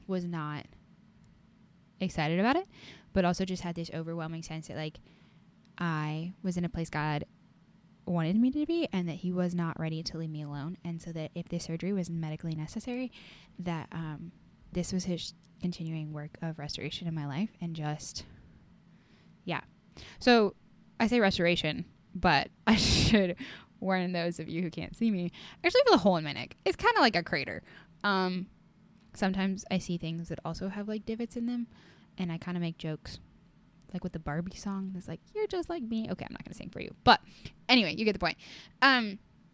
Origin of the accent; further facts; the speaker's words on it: Iowa, United States; I am from Iowa